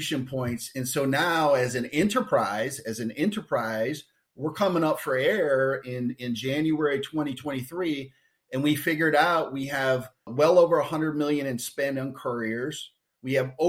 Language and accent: English; Detroit, Michigan, United States; born and raised in the Detroit area